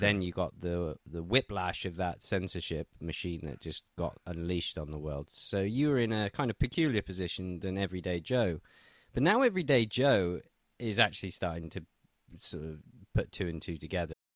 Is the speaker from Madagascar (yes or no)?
no; England, United Kingdom; now in Russia; I'm an Englishman living in Russia